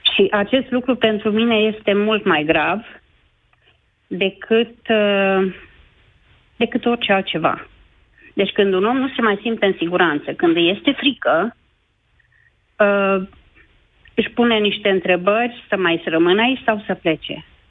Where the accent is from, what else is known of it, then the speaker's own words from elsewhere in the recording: Baia Mare, Maramureș County, Romania; sunt din Baia Mare